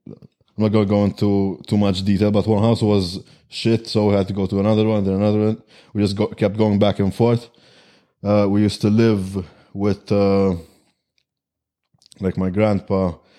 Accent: Malta; Malta. We're from Malta.

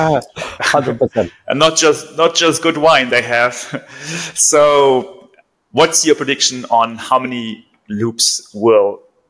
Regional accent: Germany; moved away; also born or lived in Singapore / Vietnam; Switching quickly to my home country, I want to hear your prediction for the Berlin Marathon winning time.

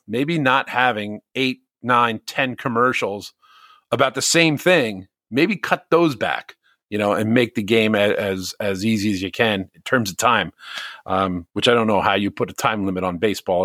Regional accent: Bloomfield, New Jersey, United States; when I grew up in Bloomfield

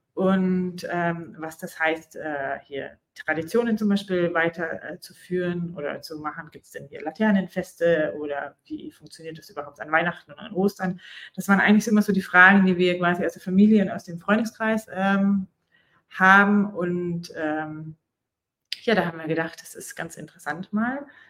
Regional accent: Germany; moved away as an adult; now in Dubai, United Arab Emirates; wir sind halt Deutsche

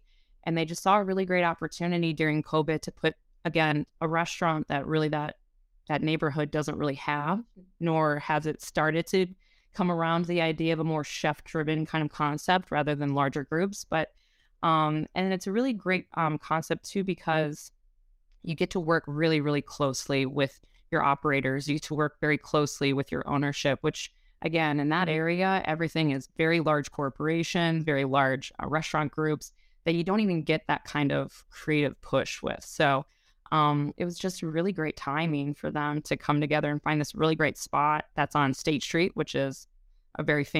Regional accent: Chicago, Illinois, United States; also born or lived in Wisconsin; Yeah, well, I grew up here in Chicago. I definitely am a hometown girl. I split my time between Wisconsin and here in Illinois, so I have a little bit more of that Midwesternish to me.

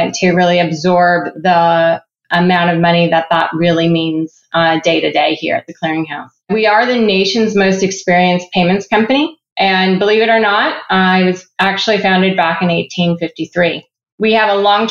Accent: Ottawa, Ontario, Canada; also born or lived in Cleveland, Ohio / Atlanta / Uruguay; now in Columbus, United States; I was born and raised in Ottawa, Canada, before my family moved to Cleveland, Ohio

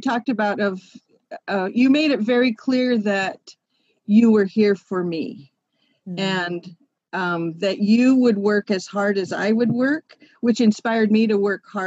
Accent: West Coast, United States; I was from the West Coast

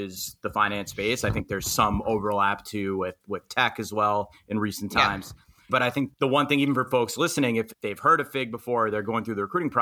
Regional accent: New York City, New York, United States; I'm from Queens, New York.

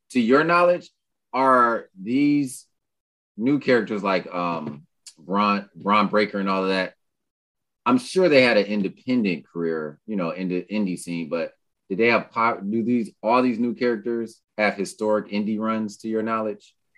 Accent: New York City, New York, United States; I'm from Brooklyn

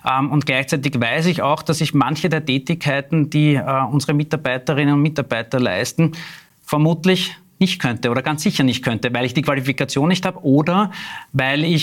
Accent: Klosterneuburg, Lower Austria, Austria; also born or lived in Vienna; ich bin in Wien geboren, im 16. Bezirk im Wilhelminenspital, aber ich lebe seit meiner jüngsten Kindheit in Klosterneuburg

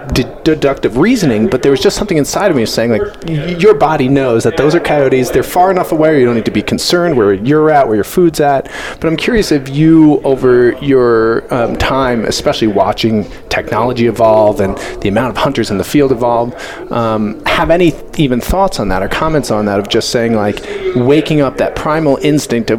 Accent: Long Island, New York, United States; moved away as an adult; now in Colorado, United States; so I grew up in Long Island and my parents live on the water on the North Shore.

